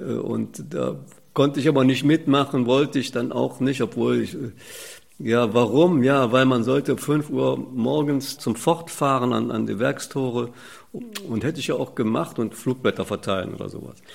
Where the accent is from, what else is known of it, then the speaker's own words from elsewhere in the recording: Cologne, North Rhine-Westphalia, Germany; in der Siedlung bin ich aufgewachsen Niederstraße 9. Das ist in der Nähe von der Agneskirche